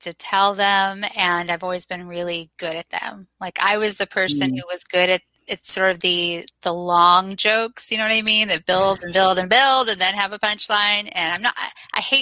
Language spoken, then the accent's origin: English; Southeast, United States; moved away as an adult; also born or lived in Los Angeles; now in Birmingham, United States; I'm actually from the Southeast, and I'm back here in Birmingham now.